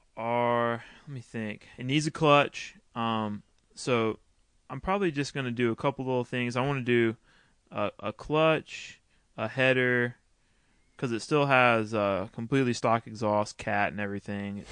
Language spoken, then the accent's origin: English; Texas, United States; I grew up racing motocross in Texas